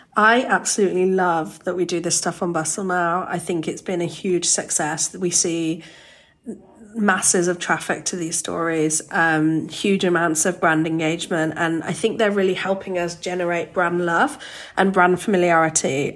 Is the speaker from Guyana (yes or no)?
no; Birmingham, West Midlands, United Kingdom; moved away; I grew up in Birmingham in the UK